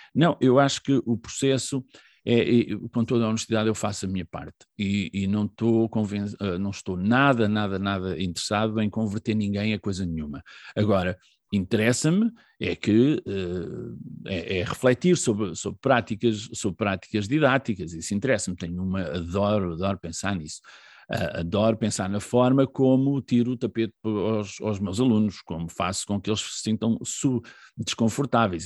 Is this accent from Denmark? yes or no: no; Figueira da Foz, Centro, Portugal; moved away as an adult; also born or lived in Viseu; now in Caldas da Rainha, Portugal; nasci em, em Viseu, uh, vivi toda a minha adolescência na Figueira da Foz